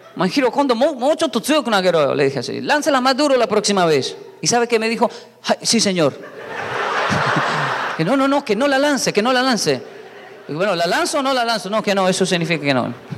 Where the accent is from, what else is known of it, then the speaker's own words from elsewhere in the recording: Colombia; also born or lived in Japan; Yo crecí, esto pasaba en Colombia